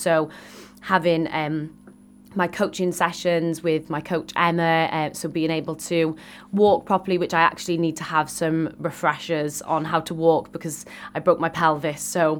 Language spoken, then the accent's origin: English; Wales, United Kingdom; I am Welsh and I was born in Wales and I still have that history of different places all around the world, but I've been raised in Wales and I just love the Welsh culture and the Welsh people.